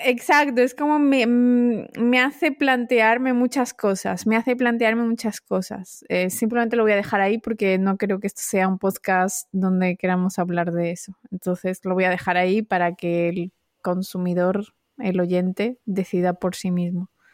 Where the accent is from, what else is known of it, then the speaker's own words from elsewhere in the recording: Marbella, Andalusia, Spain; Marbella es que no. que es donde crecí yo